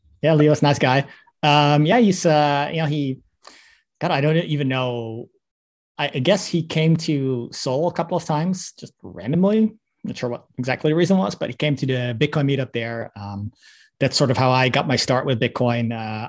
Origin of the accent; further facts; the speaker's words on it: Netherlands; No, I'm Dutch. I'm from the Netherlands.